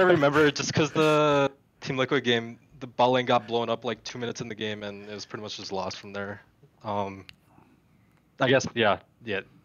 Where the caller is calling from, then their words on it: Minnesota, United States; I'm calling from Minnesota.